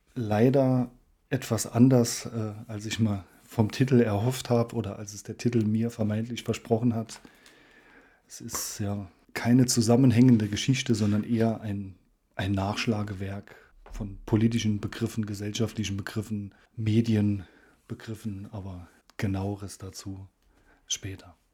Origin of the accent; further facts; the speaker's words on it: Saarland, Germany